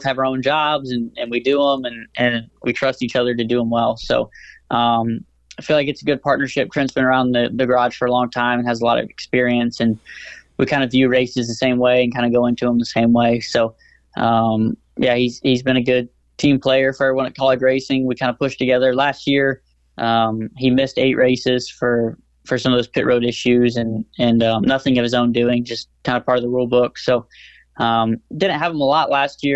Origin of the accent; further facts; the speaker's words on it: Indiana, United States; growing up in Indiana